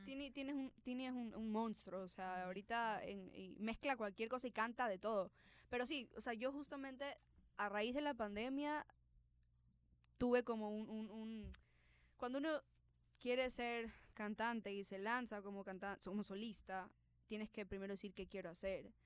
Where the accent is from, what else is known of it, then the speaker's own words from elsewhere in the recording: Ecuador; yo estoy en Ecuador, que soy latina, que tengo que aprender a abrazar lo que soy, o sea, exacto, mis raíces